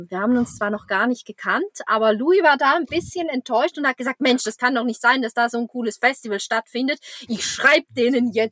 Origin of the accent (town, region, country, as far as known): Switzerland; accent: Swiss German; first language Swiss German